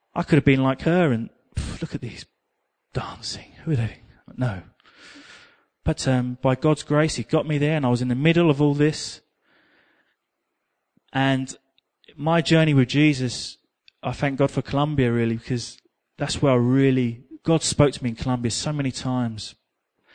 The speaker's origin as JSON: {"language": "English", "region": "England", "country": "United Kingdom", "said": "me and my English friend, we were over here. Oh, well, this isn't for us. We're English"}